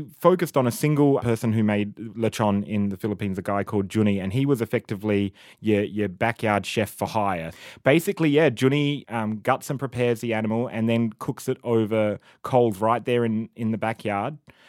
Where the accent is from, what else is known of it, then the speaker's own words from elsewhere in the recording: Australia; And we're from Australia. This is in Australia, it's all about simplicity.